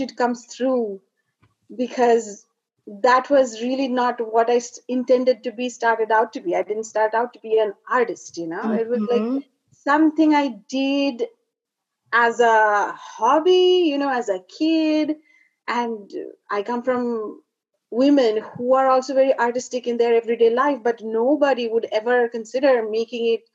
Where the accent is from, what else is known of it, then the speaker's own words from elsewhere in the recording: India; moved away; I was born and raised in India, in a very traditional family